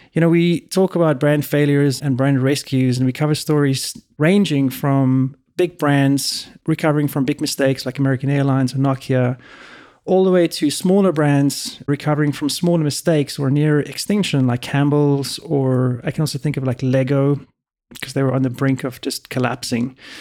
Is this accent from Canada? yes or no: no; South Africa; also born or lived in Europe; now in United States; Growing up in South Africa and when I was in Europe for a long time